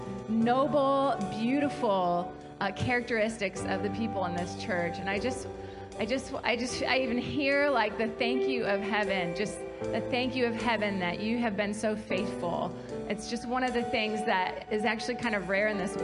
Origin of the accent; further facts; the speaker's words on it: Kalamazoo, Michigan, United States; moved away as an adult; now in South Carolina, United States; I grew up in Kalamazoo and was a part of this church from age 10 to age 37, and it's just home for us